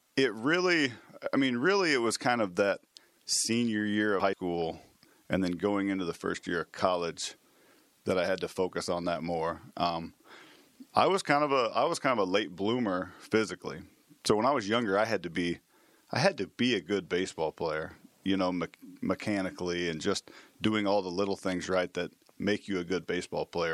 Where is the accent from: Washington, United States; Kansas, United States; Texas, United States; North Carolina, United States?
Kansas, United States; Manhattan; born and raised here in Manhattan